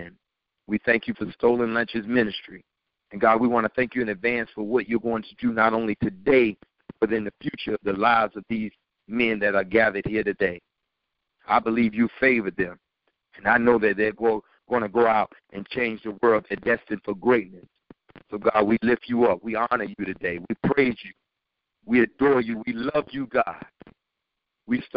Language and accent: English; New York City, New York, United States; born and raised in Brooklyn, New York